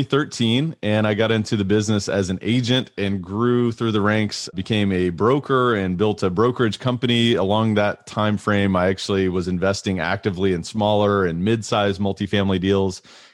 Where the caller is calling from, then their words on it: Louisville, Kentucky, United States; I am zooming in from Louisville, Kentucky in the United States.